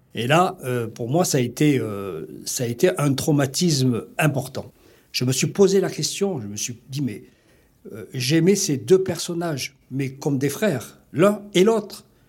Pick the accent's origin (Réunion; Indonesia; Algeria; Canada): Algeria; Guelma, Guelma Province; moved away as an adult; now in France; Je suis né en 1940 en Algérie, issu d'une famille euh, maltaise. J'ai passé toute mon enfance en Algérie jusqu'à l'âge de 22 ans